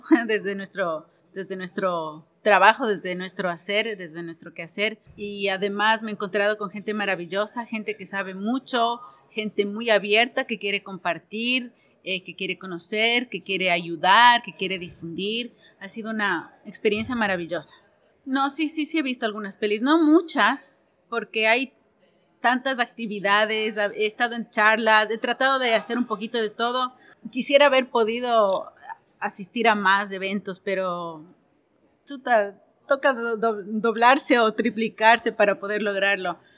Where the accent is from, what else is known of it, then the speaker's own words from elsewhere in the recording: Ecuador; soy ecuatoriana y soy productora audiovisual.